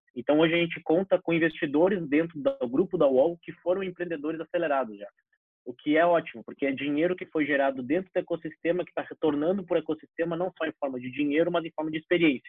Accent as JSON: {"language": "Portuguese", "town": "Porto Alegre", "region": "Rio Grande do Sul", "country": "Brazil", "tie": "born or raised there", "said": "sou nascido criado aqui em Porto Alegre"}